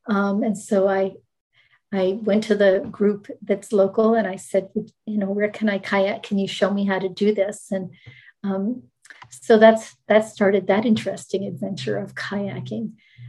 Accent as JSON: {"language": "English", "region": "Maryland", "country": "United States", "tie": "born or raised there", "also_born_or_lived": "Rhode Island / Michigan / New Jersey / Jamaica", "said": "So I was born in Rhode Island. We moved to Michigan, lived several places in Michigan as the phone company moved him then to the Washington, D.C. area. I grew up in Maryland and we moved to Maryland to New Jersey."}